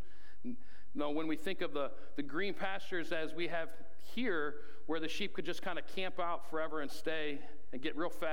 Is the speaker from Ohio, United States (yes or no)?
yes; Ohio, United States; growing up in Ohio, when I think of green pastures, I think of really lush, green, tall grass